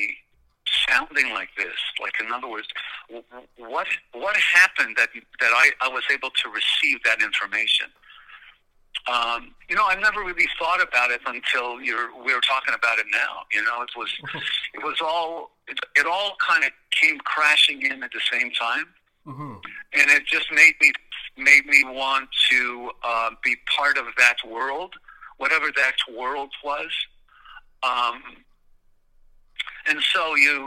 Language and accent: English; Montreal, Quebec, Canada; growing up in Montreal